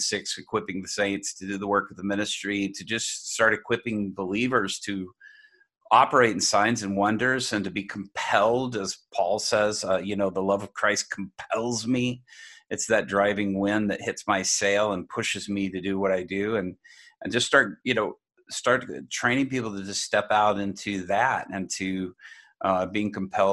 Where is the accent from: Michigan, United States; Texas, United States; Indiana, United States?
Texas, United States; Dallas; born or raised there; also born or lived in Japan